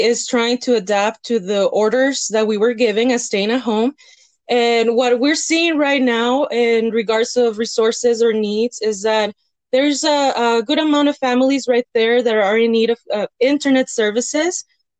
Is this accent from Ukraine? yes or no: no; Cuauhtémoc, Chihuahua, Mexico; also born or lived in El Paso, United States / Canada; now in Las Cruces, United States; I'm from Las Cruces. I was born in El Paso, raised in Mexico in Cuauhtémoc, Chihuahua. Then I moved between U.S. and Canada.